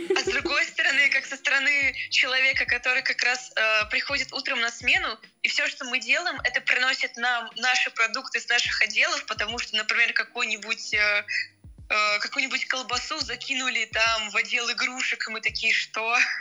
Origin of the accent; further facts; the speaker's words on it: Murom, Vladimir Oblast, Russia; moved away as an adult; now in Moscow, Russia; я уже как год живу в Москве, я родился в Муроме, это Владимирская область